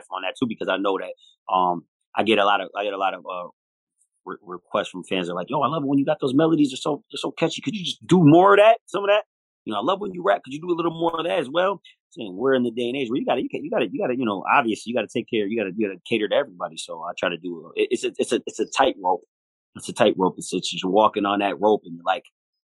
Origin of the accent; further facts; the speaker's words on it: Buffalo, New York, United States; We're from Buffalo